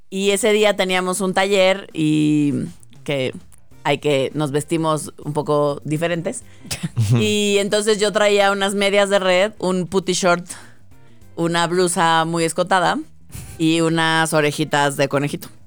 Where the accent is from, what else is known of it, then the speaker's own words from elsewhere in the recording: Mexico; yo era una mexicana, una mexicana muy agradable